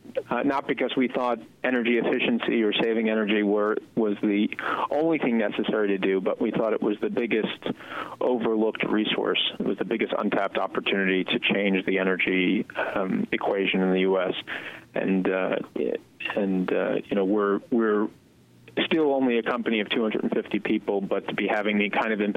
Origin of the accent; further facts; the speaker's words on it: New York, United States; I grew up in New York